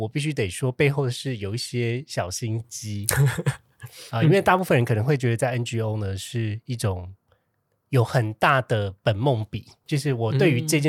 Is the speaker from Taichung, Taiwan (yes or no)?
no; Kaohsiung, Taiwan; moved away; 好想要回高雄工作。